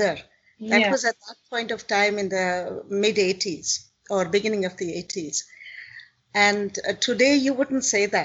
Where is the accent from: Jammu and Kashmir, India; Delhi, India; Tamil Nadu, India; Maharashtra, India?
Maharashtra, India; Mumbai; moved away as an adult; also born or lived in Bangalore / Italy; now in Germany; I was born in Bombay. I come from Maharashtra. And I did my schooling mostly in Bombay and just 3-4 years in Bangalore